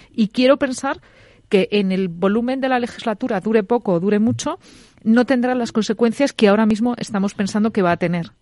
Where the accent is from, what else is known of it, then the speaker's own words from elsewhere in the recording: Spain; como españoles